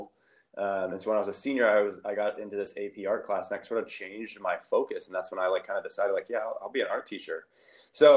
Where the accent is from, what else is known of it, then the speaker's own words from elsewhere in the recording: Ohio, United States; moved away as an adult; also born or lived in Illinois / Chicago / Oakland; now in Sacramento, United States; I'm originally from the Midwest. I grew up in Ohio, went to school, undergrad in Ohio